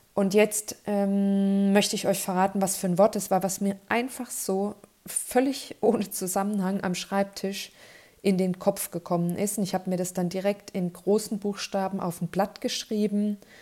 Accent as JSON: {"language": "German", "town": "Kleinheubach", "region": "Bavaria", "country": "Germany", "tie": "born or raised there", "said": "in Kleinheubach in meiner Heimat"}